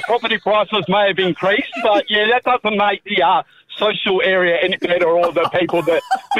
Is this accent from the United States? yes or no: no; Armadale, Western Australia, Australia; now in Kelmscott, Australia; I was born in Armadale Hospital